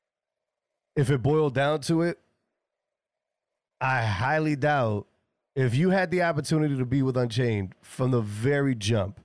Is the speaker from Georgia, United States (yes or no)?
no; New York City, New York, United States; I'm from New York, right? I'm from New York City